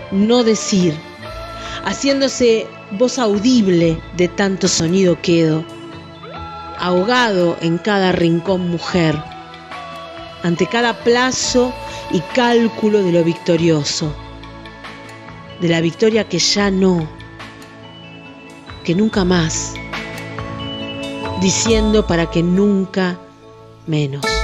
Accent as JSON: {"language": "Spanish", "country": "Argentina", "said": "somos argentinos y argentinas"}